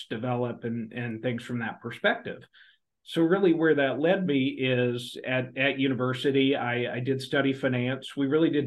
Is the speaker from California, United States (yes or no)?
no; outside of Oklahoma City, United States; I grew up outside of Oklahoma City